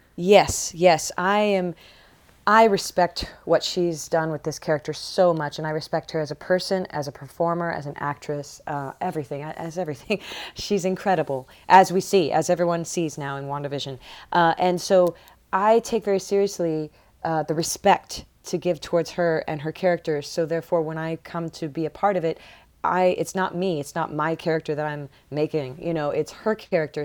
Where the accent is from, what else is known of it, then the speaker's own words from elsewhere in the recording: Barnhart, Missouri, United States; moved away as an adult; also born or lived in Boston, Massachusetts / Atlanta, Georgia; growing up in Missouri, growing up in Barnhart